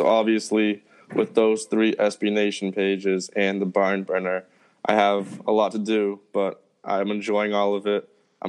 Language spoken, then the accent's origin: English; Boston, Massachusetts, United States; moved away as an adult; now in Memphis, United States; even though I'm from Boston and have lived in the area for all my life until 2 months ago